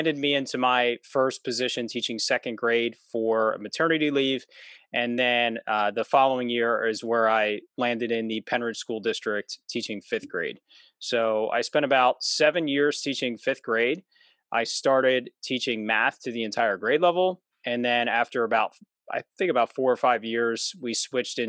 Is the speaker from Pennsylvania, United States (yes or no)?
yes; suburbs of Philadelphia, Pennsylvania, United States; I'm from Pennsylvania, so I'm in the suburbs of Philadelphia. And I was born and raised here